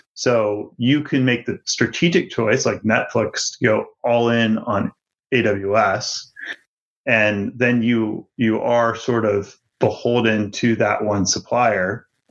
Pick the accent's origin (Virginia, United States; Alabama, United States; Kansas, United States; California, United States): Virginia, United States; the town that I grew up in in Virginia